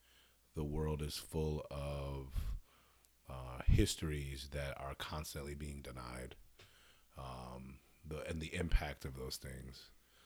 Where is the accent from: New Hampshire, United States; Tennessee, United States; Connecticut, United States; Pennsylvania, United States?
Connecticut, United States; Hartford; I'm born and raised in Hartford, Connecticut, strangest little spot on the East Coast